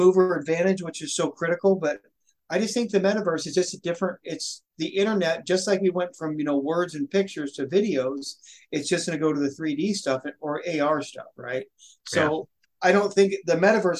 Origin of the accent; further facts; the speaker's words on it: Washington, United States; Washington, my home state.